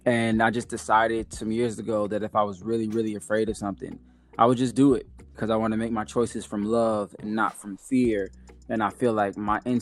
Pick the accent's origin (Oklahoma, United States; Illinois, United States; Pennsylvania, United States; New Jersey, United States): Illinois, United States; Chicago; moved away as an adult; also born or lived in New York / the South; now in Atlanta, United States; I was born in New York, lived in the South from like 2 to 6 or 7, and moved to Chicago and lived there until almost 30